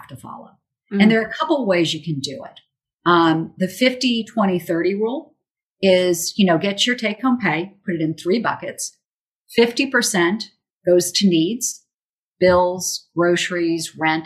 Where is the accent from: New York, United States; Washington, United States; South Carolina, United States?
South Carolina, United States; Charleston; Charleston, South Carolina, my hometown